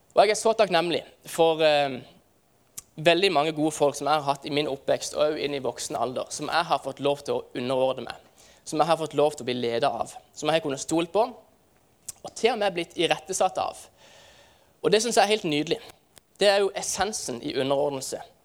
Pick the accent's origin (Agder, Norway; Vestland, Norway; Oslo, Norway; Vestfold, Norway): Agder, Norway; Farsund; hjemme i Farsund så feirer vi eh, eh det som heter Kaperdagene.